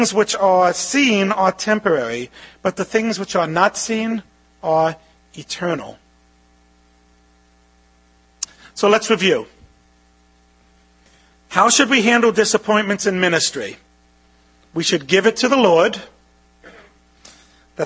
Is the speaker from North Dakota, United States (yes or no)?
no; New York City, New York, United States; I grew up in Brooklyn with an Italian mom who grew up in a Jewish neighborhood